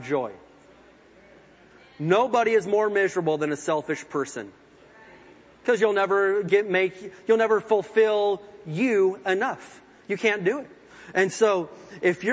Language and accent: English; Indiana, United States; growing up in Indiana in the woods and stuff, there's lots of water